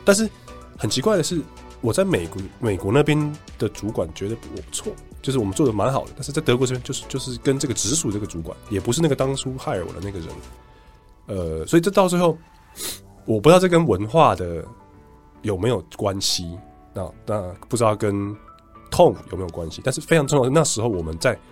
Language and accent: Chinese; Taiwan; moved away as an adult; also born or lived in Berlin; 我在离开台湾之前没有任何的英文环境